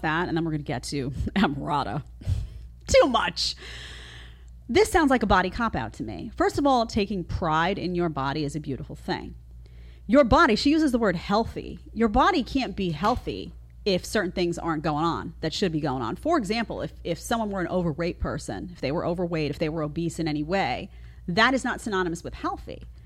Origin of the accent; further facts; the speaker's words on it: New York City, New York, United States; I grew up in Staten Island, you know, outside of New York and Brooklyn